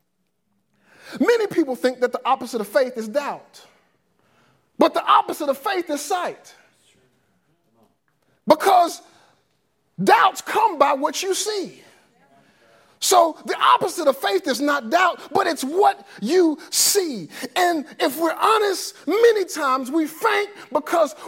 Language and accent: English; Forestdale, Alabama, United States; I grew up in Forestdale. They call this quote unquote Tornado Alley. The April 27th tornado tore down my neighborhood